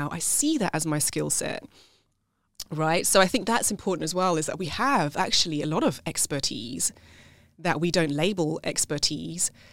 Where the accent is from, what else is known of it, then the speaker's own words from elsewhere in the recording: South Africa; now in United Kingdom; I was have the passport, but nobody sees me as South African you know, it's the same here in the UK